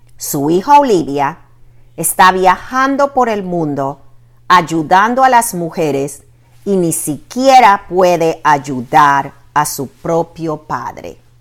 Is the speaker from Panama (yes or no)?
yes; Panama; now in Virginia, United States; mi país de origen